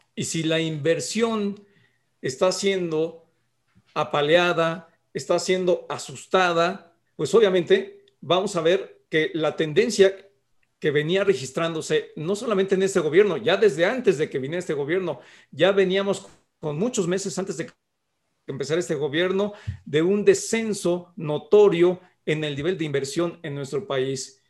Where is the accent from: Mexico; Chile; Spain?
Mexico; somos vecinos de Estados Unidos